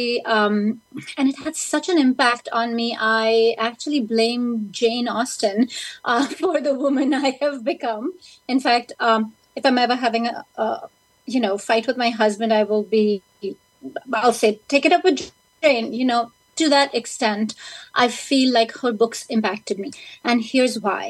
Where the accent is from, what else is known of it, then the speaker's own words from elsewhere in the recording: India; now in United States; when I was growing up in India, studying in English